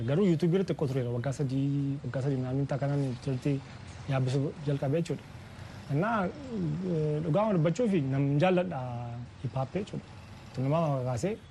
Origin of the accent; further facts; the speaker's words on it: Nekemte, Oromia, Ethiopia; Kan dhaladde magaalaa naqamtee